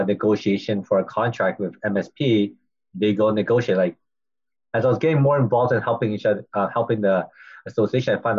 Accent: Vancouver, British Columbia, Canada; also born or lived in Chicago; born and raised in Vancouver

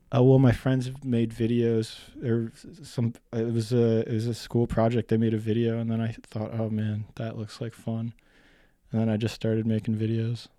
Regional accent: North Bay, Ontario, Canada; I grew up in, mostly in North Bay, Ontario

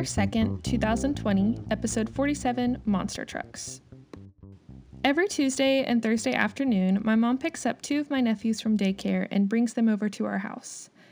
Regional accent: United States; also born or lived in Kansas

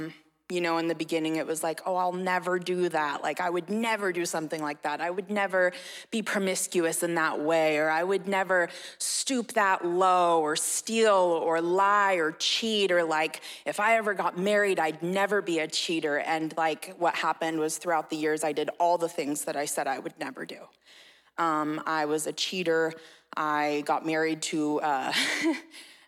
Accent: Red Bluff, California, United States; I was born and raised in Red Bluff

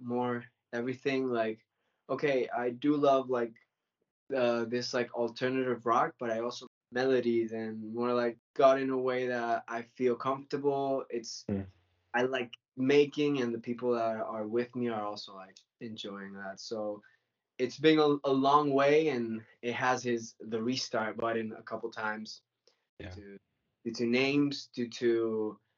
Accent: Venezuela; moved away as an adult; also born or lived in Mallorca / United States; now in Spain; That time I was living in Venezuela. I was born in Venezuela.

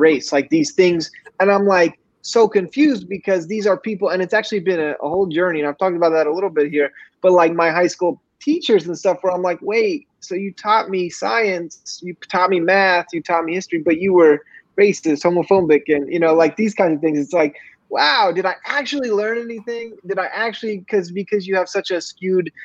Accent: Missouri, United States; I grew up in Missouri

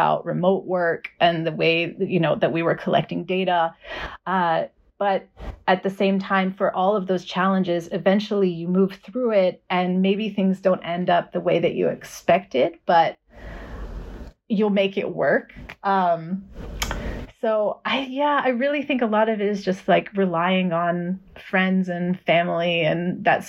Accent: Boulder, Colorado, United States; now in Austin, United States; I grew up in Boulder, Colorado

